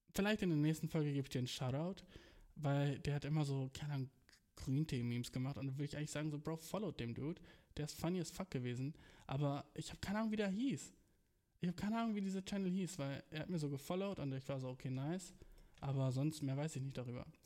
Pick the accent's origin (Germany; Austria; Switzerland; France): Germany; moved away as an adult; also born or lived in Berlin; now in Japan; ich bin aus Deutschland